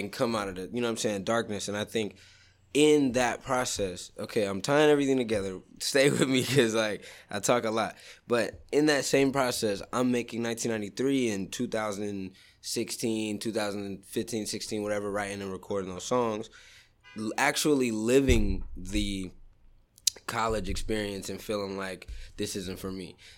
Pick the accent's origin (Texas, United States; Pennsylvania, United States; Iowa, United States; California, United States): California, United States; Sacramento; when I was growing up in Southsac